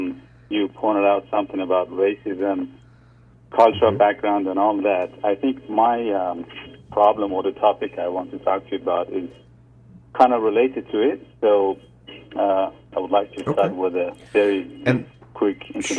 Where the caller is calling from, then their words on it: New Zealand; I'm 37 years old. I'm calling from New Zealand.